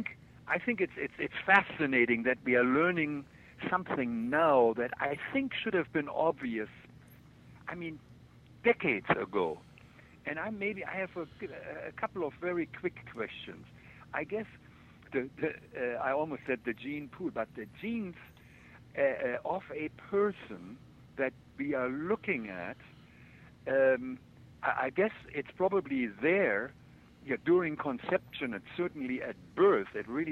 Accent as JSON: {"language": "English", "country": "Germany", "tie": "born or raised there", "moved": "yes", "said": "when I grew up in Germany"}